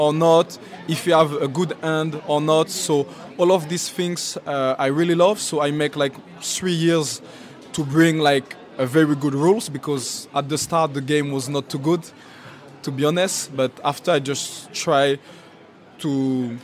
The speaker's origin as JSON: {"language": "English", "town": "Châtenay-Malabry", "region": "Île-de-France", "country": "France", "tie": "born or raised there", "second_language": "English", "moved": "yes", "lives_now": "Newcastle, United Kingdom", "said": "We're born in the same area, so we're from Châtenay Malabry"}